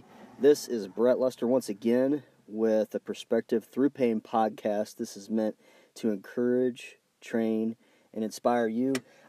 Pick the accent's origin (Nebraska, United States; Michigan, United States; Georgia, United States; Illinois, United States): Illinois, United States; We're from Illinois